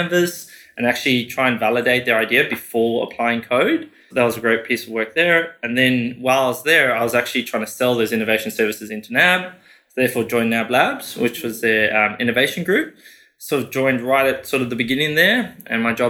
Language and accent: English; South Africa; moved away as an adult; also born or lived in United Kingdom; now in Australia; born and raised in South Africa, finished high school, went to the UK, worked there for 4 years